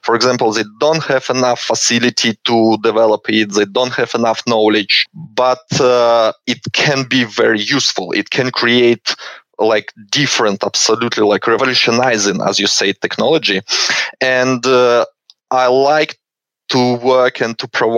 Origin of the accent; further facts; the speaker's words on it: Belarus; moved away as an adult; now in Canberra, Australia; originally I'm from Belarus, and I finished my university master degree in Belarus in physics department